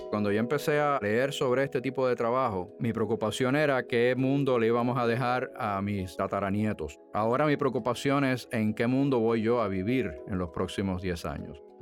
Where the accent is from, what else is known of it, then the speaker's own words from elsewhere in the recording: Mayagüez, Puerto Rico; also born or lived in San Juan; Yo nací en San Juan, Puerto Rico, y me crié en el otro lado de la isla, en el oeste, en Mayagüez. Mis padres son cubanos.